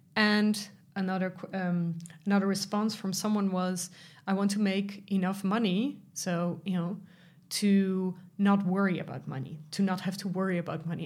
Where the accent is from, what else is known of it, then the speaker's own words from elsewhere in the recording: Netherlands; I'm from the Netherlands